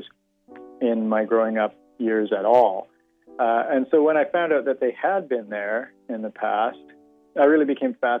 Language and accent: English; Kamloops, British Columbia, Canada; the area that I grew up in, which was the area around Kamloops, British Columbia